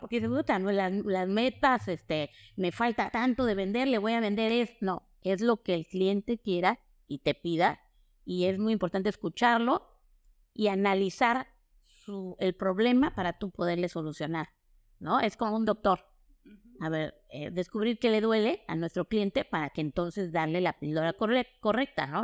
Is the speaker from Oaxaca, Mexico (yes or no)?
yes; Oaxaca, Mexico; Soy oaxaqueña, de corazón